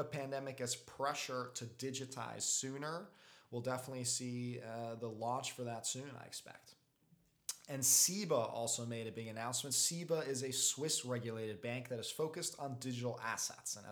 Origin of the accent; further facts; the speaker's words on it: Belgium; my home country of Belgium